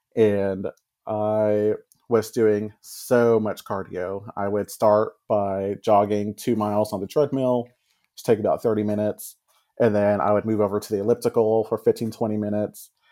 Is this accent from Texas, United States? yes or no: yes; Texas, United States; I grew up here in Texas